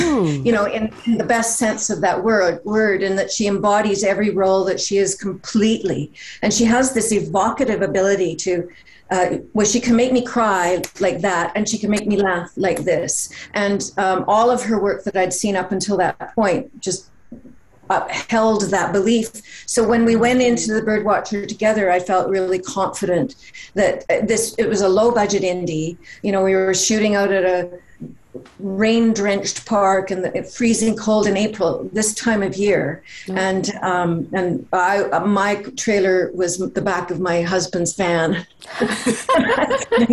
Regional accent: Canada; we're both Canadian

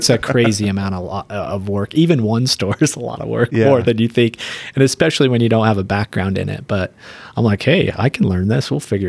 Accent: West Jordan, Utah, United States; I grew up in West Jordan.

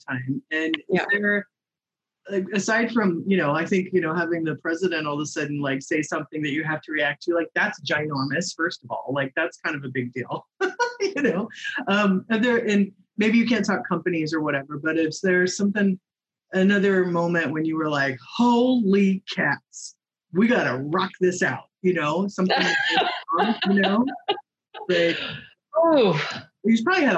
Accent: Indiana and Chicago, Midwest, United States; moved away as an adult; also born or lived in Michigan / Seattle / Sonoma County; now in Marina del Rey, United States; I was born in Michigan, over there, and then grew up in and around Indiana and Chicago before heading out west to Seattle to go to college

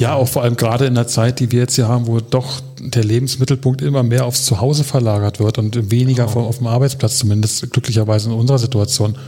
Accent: Berlin, Germany; Ich bin hier in Lichtenberg geboren und äh, bin mit drei Jahren sind wir ein bisschen an den Stadtrand gezogen, nach Hellersdorf

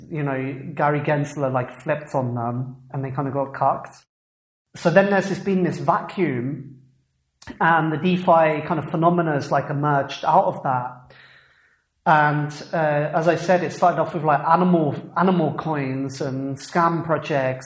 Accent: England, United Kingdom; I come from England where that movement started

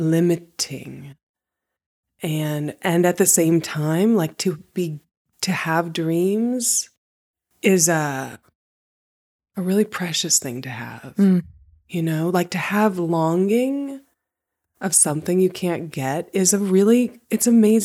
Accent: West Virginia, United States; moved away; I was born and raised in West Virginia.

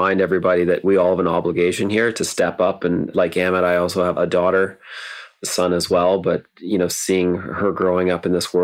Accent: Ontario, Canada; now in Vancouver, Canada; when I grew up in Ontario

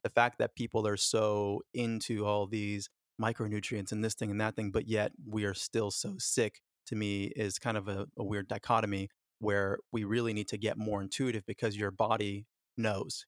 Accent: Los Angeles, California, United States; born or raised there; also born or lived in Florida / Jamaica

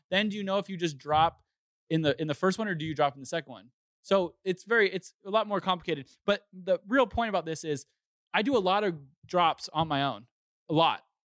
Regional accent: Southern California, United States; growing up in Southern California

